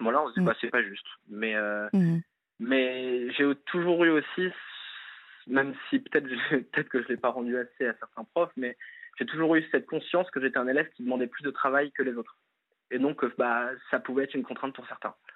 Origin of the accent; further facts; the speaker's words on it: Nantes, Pays de la Loire, France; j'ai grandi à Nantes